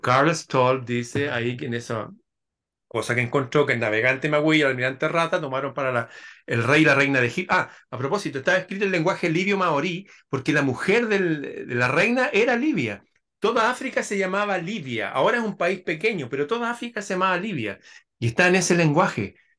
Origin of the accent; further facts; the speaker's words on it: Chile; en mi país están esas construcciones, hay un lugar que se llama la Quinta Normal